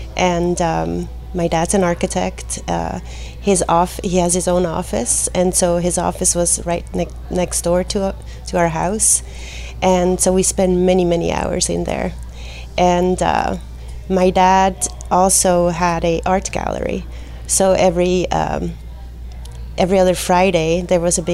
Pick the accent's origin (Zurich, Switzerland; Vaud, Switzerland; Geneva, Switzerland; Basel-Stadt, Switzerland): Basel-Stadt, Switzerland; Basel; moved away as an adult; now in Southern California, United States; I grew up in Basel, there's a lot of beautiful museums there